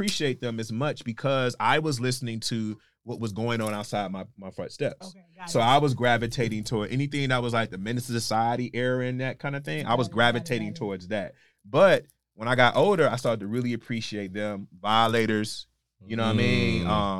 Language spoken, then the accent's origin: English; Detroit, Michigan, United States; growing up in Detroit, I didn't realize how much of a melting pot we were